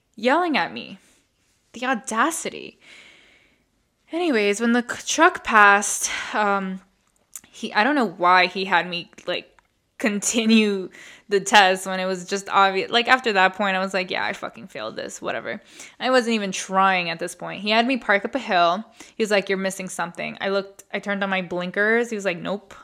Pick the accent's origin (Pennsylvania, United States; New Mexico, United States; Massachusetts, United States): Massachusetts, United States; Boston; growing up in the East Coast and growing up going to school in the city, we were all taught to take the M B T